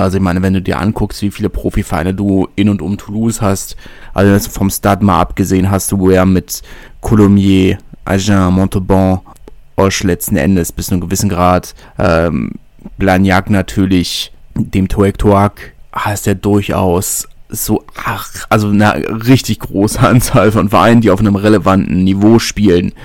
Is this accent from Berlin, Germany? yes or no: yes; Berlin, Germany; ich bin Berliner